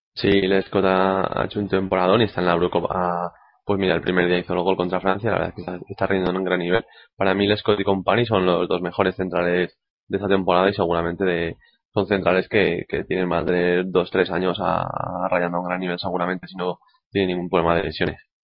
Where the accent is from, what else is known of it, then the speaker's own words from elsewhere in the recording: Spain; como español